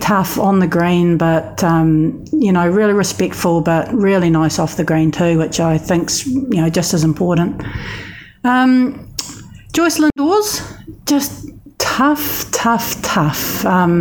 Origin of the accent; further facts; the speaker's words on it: New Zealand; Being a Kiwi